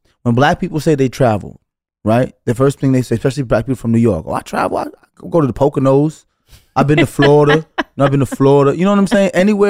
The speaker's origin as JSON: {"language": "English", "country": "Italy", "tie": "born there", "first_language": "Italian", "said": "I was born in Italy. So I was born knowing Italian and English."}